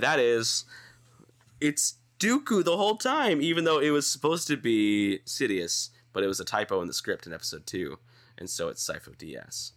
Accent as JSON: {"language": "English", "town": "Dallas", "region": "Texas", "country": "United States", "tie": "born or raised there", "also_born_or_lived": "Kansas City", "moved": "yes", "said": "growing up in Dallas, like Texas"}